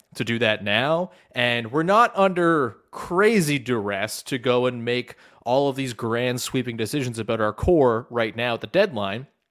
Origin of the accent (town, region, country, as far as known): Canada